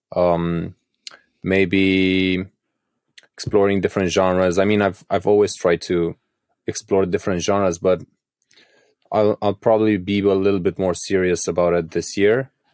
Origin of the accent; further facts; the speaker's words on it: Craiova, Dolj, Romania; my hometown of Craiova, so I'm from the southwest of Romania